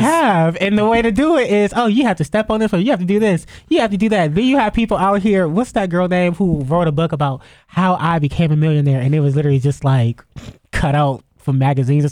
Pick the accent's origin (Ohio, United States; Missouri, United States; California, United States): Ohio, United States; Youngstown; moved away; back home, 'cause I'm from Youngstown